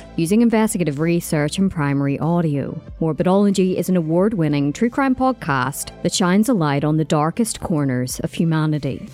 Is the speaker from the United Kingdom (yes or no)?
yes; England, United Kingdom; accent: English; moved away as an adult; now in Ireland; that was my first night in this country.